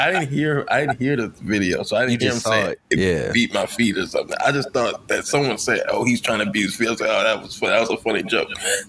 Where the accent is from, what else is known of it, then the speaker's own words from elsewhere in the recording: Kentland, Maryland, United States; I grew up in Kentland, bro.